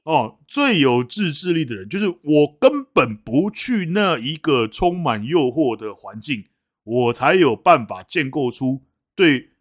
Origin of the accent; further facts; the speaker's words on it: Taipei, Taiwan; 以前我们在台北的时候，我们要考这个，考高中的时候就要考那个所谓的前三志愿嘛